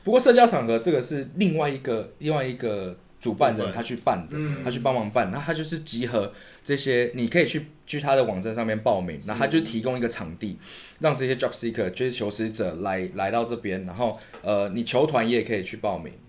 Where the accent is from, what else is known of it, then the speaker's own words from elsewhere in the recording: Taiwan; 所以他们会知道我们是就是从台湾来的